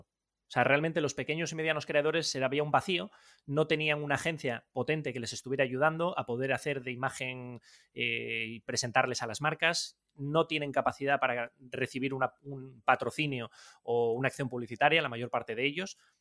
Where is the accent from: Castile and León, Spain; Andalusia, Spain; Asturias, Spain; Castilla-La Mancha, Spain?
Asturias, Spain; Gijón; Yo de Gijón, del barrio La Arena